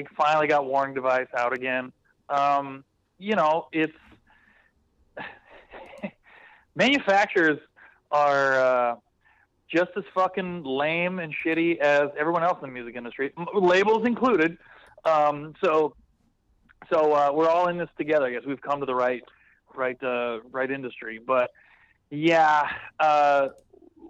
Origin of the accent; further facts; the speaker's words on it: West Coast, United States; I'm from the West Coast